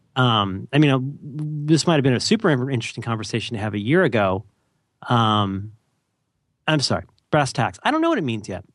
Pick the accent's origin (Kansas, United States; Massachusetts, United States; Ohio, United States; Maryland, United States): Ohio, United States; I'm from Ohio.